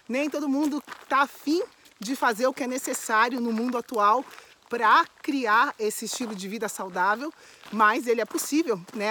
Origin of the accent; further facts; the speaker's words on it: São Paulo, Brazil; eu moro em São Paulo, minha família é de São Paulo, sou original de São Paulo